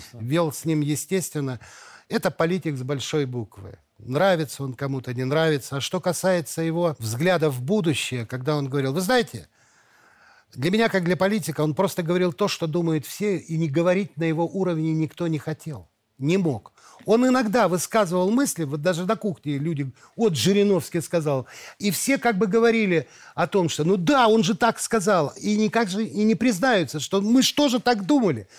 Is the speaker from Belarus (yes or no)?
yes; Belarus; мои предки все здесь, в Беларуси. Моего дедушку, бабушку, отца, все знают. И сейчас я приезжаю к себе в деревню, в деревню Каролина